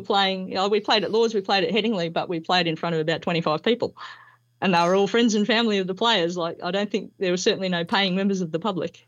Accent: Melbourne, Victoria, Australia; moved away as an adult; also born or lived in Queensland; I was born here in Melbourne and, um, did all my schooling and university, uh, down here

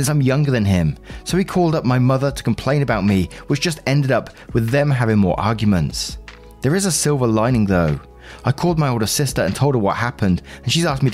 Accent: England, United Kingdom; I'm English as well

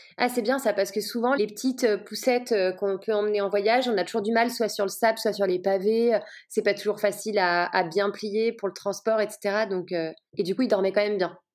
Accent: Lyon, Auvergne-Rhône-Alpes, France; j'ai grandi à Lyon

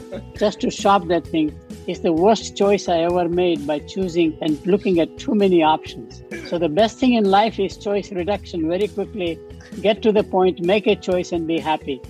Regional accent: Chennai, Tamil Nadu, India; born or raised there; also born or lived in Burma

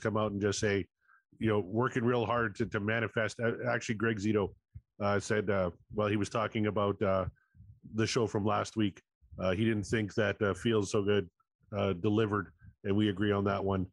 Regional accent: Canada; I'm Canadian.

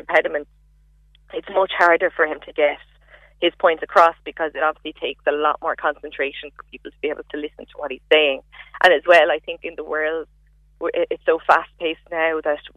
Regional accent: Cork, Munster, Ireland; I was from Cork

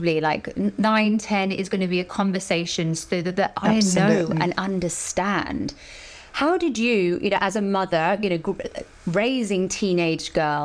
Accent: Dorset, South West England, United Kingdom; moved away as an adult; also born or lived in London; growing up in Dorset, in this little village, a sleepy village, I saw nothing. And I moved to London when I was 18

